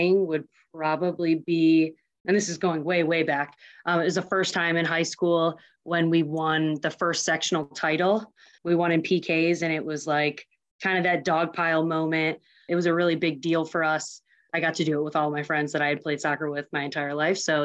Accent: Huntley, Illinois, United States; I'm from a small town called Huntley, Illinois

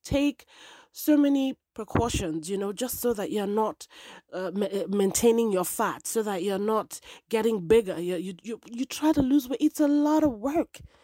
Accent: Nigeria; moved away as an adult; now in United States; I live in the United States of America, even though I am originally Nigerian

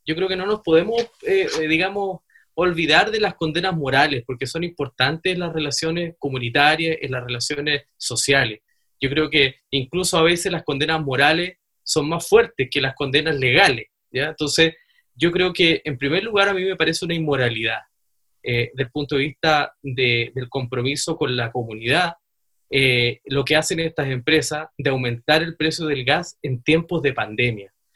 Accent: Aysén, Chile; nosotros somos de Aysén

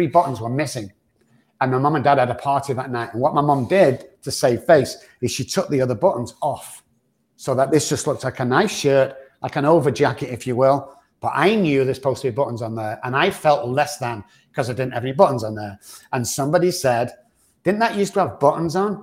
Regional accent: Manchester, North West England, United Kingdom; moved away; back in the UK where I'm from

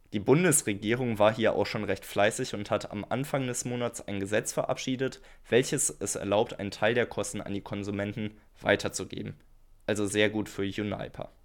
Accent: Germany; Für uns als Deutsche

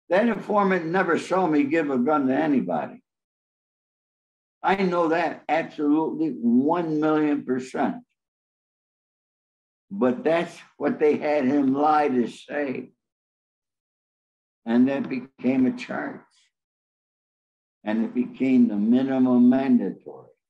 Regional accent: Los Angeles, California, United States; Well, you got to remember, I'm from Los Angeles. I'm a Hollywood fixer, I'm also a connector.

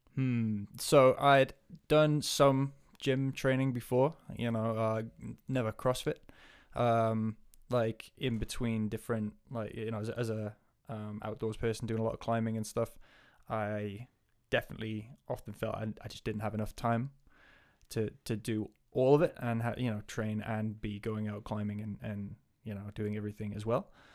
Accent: Northumberland, North East England, United Kingdom; moved away as an adult; also born or lived in Wales / New Zealand; now in Aviemore, United Kingdom; I am from Northumberland, so northeast of England, originally.

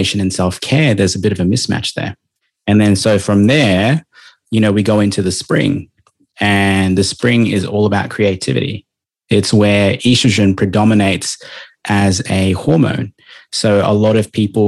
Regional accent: Melbourne, Victoria, Australia; now in Gold Coast, Australia; I'm traditionally from Victoria

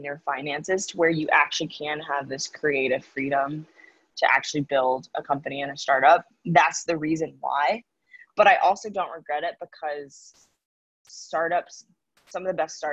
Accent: the South, United States; moved away as an adult; now in New York, United States; I'm a Southerner

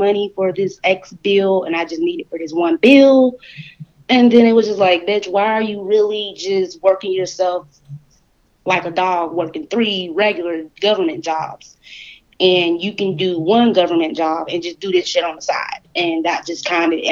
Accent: Southern Georgia, United States; moved away as an adult; also born or lived in Atlanta, Georgia; now in Las Vegas, United States; I'm a Southern girl. I grew up in Southern Georgia.

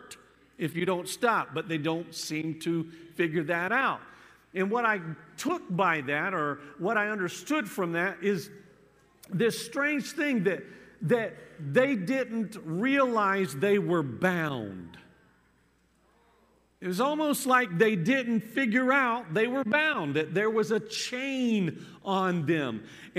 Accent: Florida, United States; now in Pennsylvania, United States; I grew up in the South in Florida

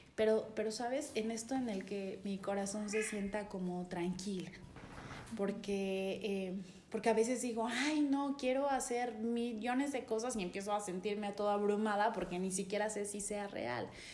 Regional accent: San Cristóbal de las Casas, Chiapas, Mexico; nací aquí en San Cristóbal, toda mi familia es de Comitán

